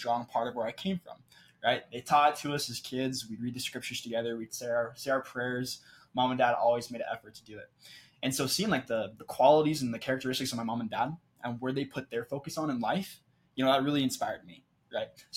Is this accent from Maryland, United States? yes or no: no; Clarkston, Washington, United States; moved away as an adult; also born or lived in southern Brazil; now in Utah, United States; I'm from Clarkson, Washington. It's a small town in southeastern Washington, population about 30,000. I grew up as a small town kid